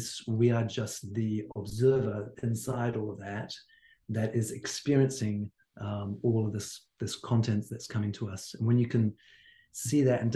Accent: Hawke's Bay, New Zealand; moved away; I'm from the Bay as well

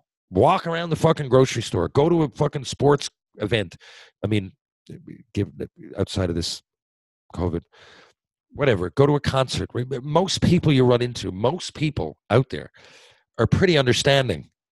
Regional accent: Mount Pearl, Newfoundland and Labrador, Canada; I grew up in Mount Pearl. I wanted to stay Mount Pearl.

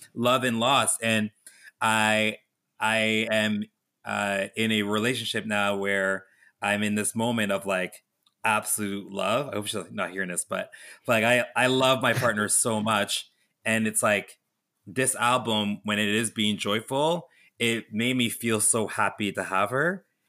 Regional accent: Canada; growing up in Canada

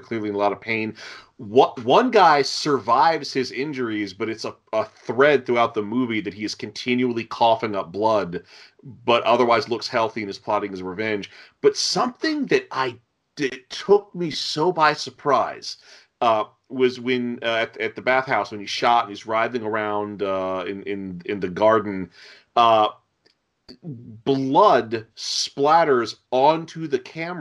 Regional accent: United States; we three, we're from America

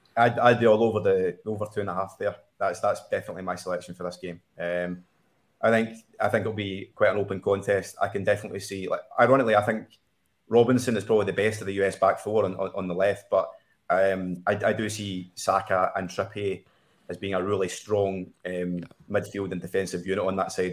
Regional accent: Scotland, United Kingdom; a Scotsman

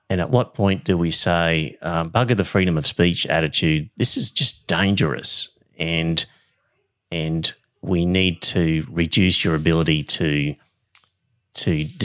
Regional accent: Queensland, Australia; Bunch of hicks up here

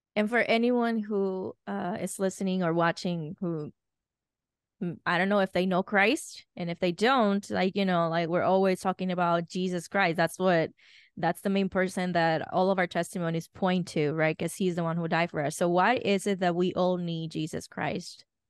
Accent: Dominican Republic; moved away; I grew up in Dominican Republic

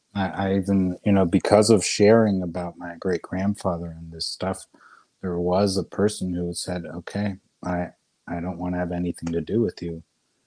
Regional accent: Austria; I was in Spain once on an island, and because I came from Austria, someone treated me badly.

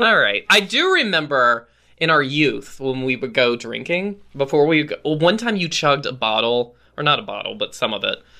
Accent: Roanoke, Virginia, United States; moved away; I am back in my hometown of Roanoke, Virginia

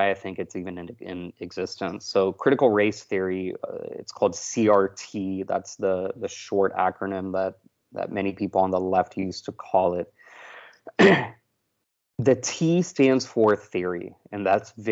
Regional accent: Texas, United States; moved away; also born or lived in Florida; I grew up in Texas

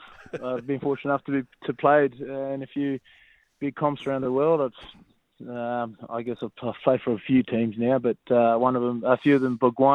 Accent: Brisbane, Queensland, Australia; moved away as an adult; now in Sydney, Australia; I came down to Sydney from Brisbane as a young 20-year-old trying to crack it, and managed to get my first gig and didn't get any game time, so I went abroad.

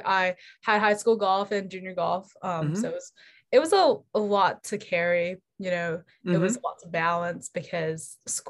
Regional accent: Houston, Texas, United States; also born or lived in Melbourne, Australia; I'm actually from Houston, Texas, but I wasn't actually born here at all. I was born in Melbourne, Australia.

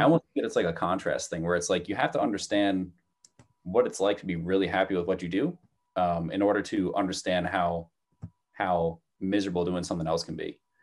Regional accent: New Jersey, United States; moved away as an adult; now in Malden, United States; when I was growing up in New Jersey

